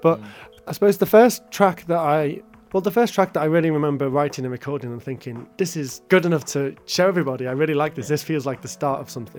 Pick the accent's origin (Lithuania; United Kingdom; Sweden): United Kingdom; Shropshire, West Midlands; also born or lived in Birkenhead; Well, I was born in Birkenhead. I lived there till I was eight and then I moved to the Shropshire countryside and then spent the rest of my youth, teenage years there, quite rural.